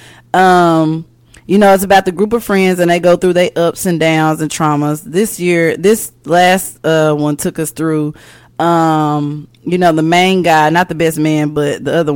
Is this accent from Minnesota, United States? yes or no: no; Wynne, Arkansas, United States; moved away; my home state, Arkansas, and Wynn.